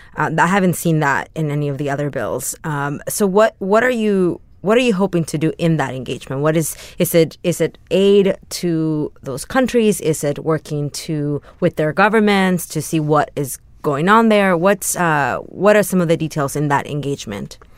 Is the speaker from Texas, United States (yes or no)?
yes; San Antonio, Texas, United States; moved away as an adult; also born or lived in Mexico / New York; now in Los Angeles, United States; My hometown of San Antonio where I grew